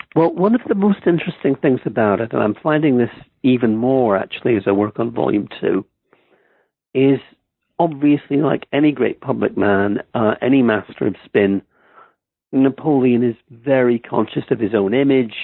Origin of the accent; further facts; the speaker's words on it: Ireland; moved away as an adult; also born or lived in Stamford, Connecticut, United States; now in Oxford, United Kingdom; I grew up mostly in, in Ireland. I went to high school there